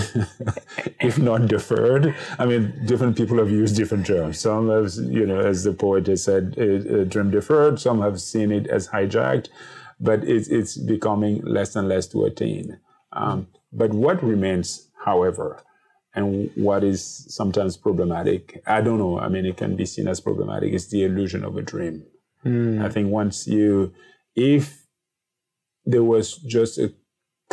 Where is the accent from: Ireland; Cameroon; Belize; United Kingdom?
Cameroon; as a 7-year-old growing up in Cameroon